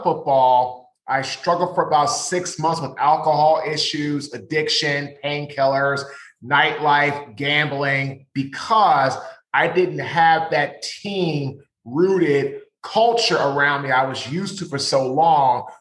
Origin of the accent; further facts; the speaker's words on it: Washington, District of Columbia, United States; I'm from Washington, D.C.